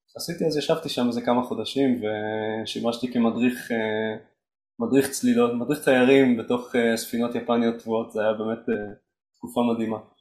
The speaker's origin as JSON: {"language": "Hebrew", "town": "Mazkeret Batya", "region": "Central District", "country": "Israel", "tie": "born or raised there", "also_born_or_lived": "Rehovot / Jerusalem", "said": "גדלתי במזכרת בתיה, לא רחוק מכאן."}